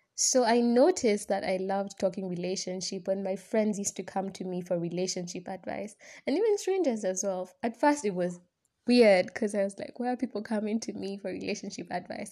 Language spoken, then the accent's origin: English; Kenya; I'm a Kenyan student